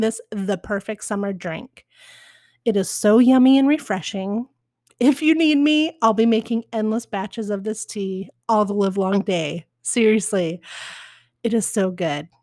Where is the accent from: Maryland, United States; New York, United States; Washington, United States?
Washington, United States; Spokane; now in Portland, United States; I was born in Spokane